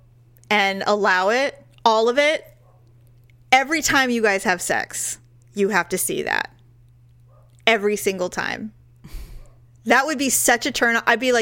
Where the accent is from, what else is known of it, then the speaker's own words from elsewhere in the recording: Northern California, United States; I'm from Northern California